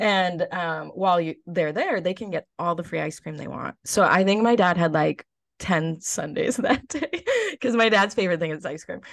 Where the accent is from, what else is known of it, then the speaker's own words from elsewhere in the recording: Lakeville, United States; I might run for Miss Lakeville in my hometown.